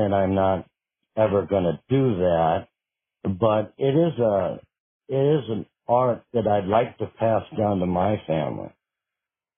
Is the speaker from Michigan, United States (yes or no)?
no; Minnesota, United States; moved away as an adult; now in Kila, United States; I pretty much lived in Minnesota for about 30-some years